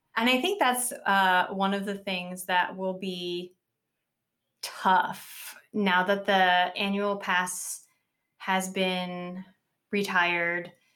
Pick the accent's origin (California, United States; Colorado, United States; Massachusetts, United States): California, United States; Southern; I grew up in Southern California, um, maybe thirty-five minutes on a good traffic day from Disneyland